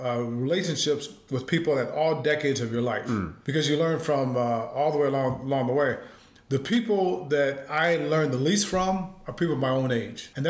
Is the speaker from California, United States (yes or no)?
no; South Bend, Indiana, United States; growing up in South Bend, Indiana, my mom and dad each had 9 brothers and sisters